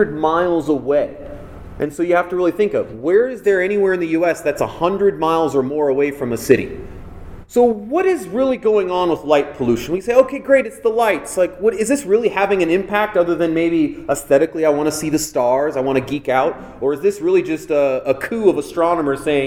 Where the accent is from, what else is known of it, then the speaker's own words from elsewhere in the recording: Los Angeles, California, United States; I grew up in Los Angeles